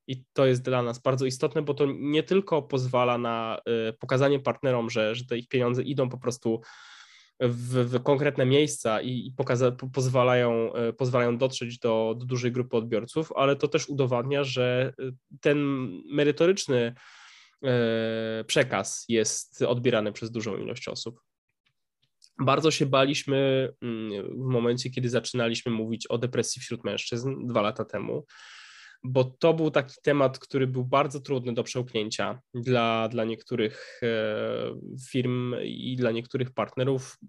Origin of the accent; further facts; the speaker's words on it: Upper Silesia, Poland; my sami jesteśmy z, z Górnego Śląska